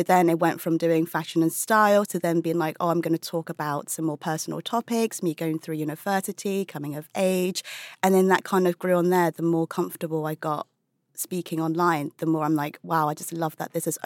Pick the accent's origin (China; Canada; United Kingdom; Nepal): United Kingdom; being British-born Chinese